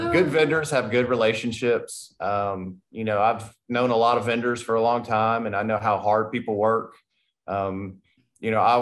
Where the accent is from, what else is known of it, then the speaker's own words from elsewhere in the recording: Tennessee, United States; I'm from Tennessee and now I'm here